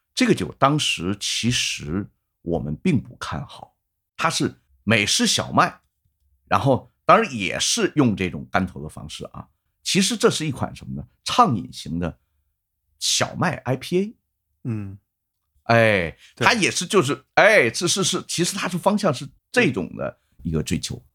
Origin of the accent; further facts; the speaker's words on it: China; 我作为一个中国的一个普通的一个啤酒爱好者